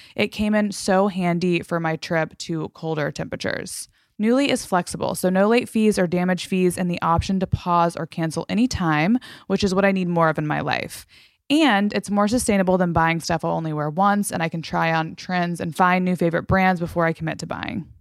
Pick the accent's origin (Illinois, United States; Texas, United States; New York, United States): Texas, United States; Fort Worth; moved away; I'm from Fort Worth.